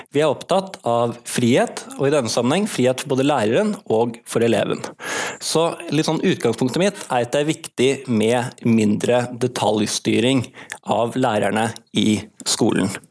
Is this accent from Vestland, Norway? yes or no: yes; Bergen, Vestland, Norway; also born or lived in Oslo; jeg er født i Oslo, men jeg har bodd i Bergen siden jeg var seks år og gått alle mine skoleår her